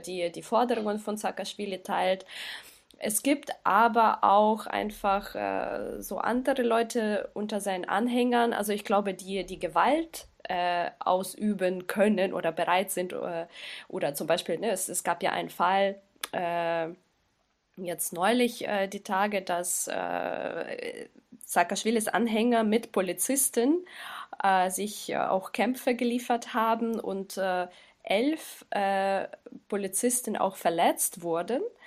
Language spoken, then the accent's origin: German; Kyiv, Ukraine; Ich komme aus, aus Kiew, aus der Hauptstadt